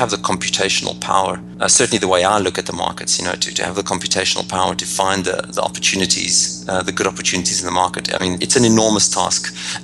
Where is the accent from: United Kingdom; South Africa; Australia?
South Africa; Johannesburg, Gauteng; moved away as an adult; now in United States; as you can hear by my accent, I'm originally from Johannesburg, South Africa. Now I live in the US